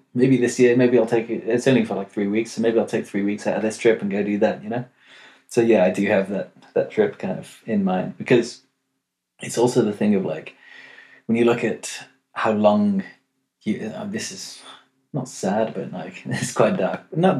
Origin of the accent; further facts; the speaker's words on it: London, United Kingdom; now in Amsterdam, Netherlands; Also, I'm from London. Cool. But go to uni in Amsterdam.